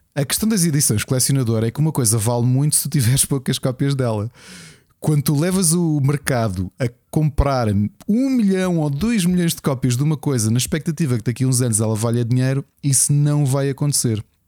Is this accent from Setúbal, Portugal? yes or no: no; Lisbon, Portugal; sou dos Olivais